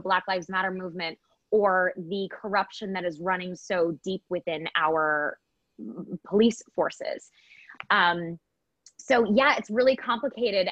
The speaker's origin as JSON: {"language": "English", "region": "Michigan", "country": "United States", "tie": "born or raised there", "said": "I was born and raised in Michigan um, a, a more liberal part of Michigan"}